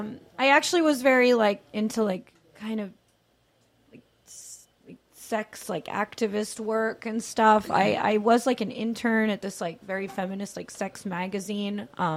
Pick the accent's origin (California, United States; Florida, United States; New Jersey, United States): New Jersey, United States; moved away; I'm from New Jersey